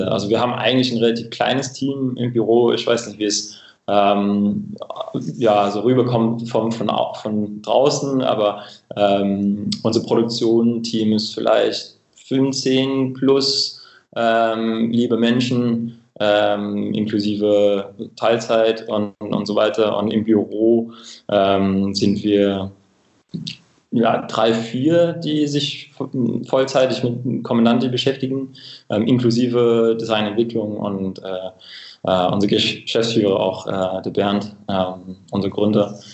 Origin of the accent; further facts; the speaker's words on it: Cambridge, East of England, United Kingdom; German is a second language; moved away; Ähm, ich komme ursprünglich aus, äh, aus England, aus einer kleinen Stadt nördlich von London, Cambridge.